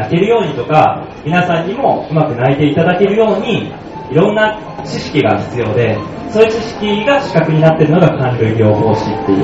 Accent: Kansai, Japan; あの僕関西人なんですよでその関西

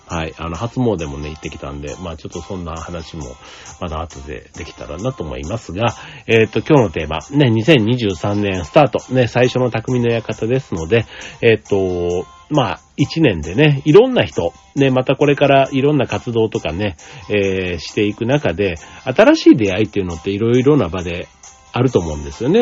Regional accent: Osaka, Japan; moved away; 大阪に帰って帰省してたんですけども

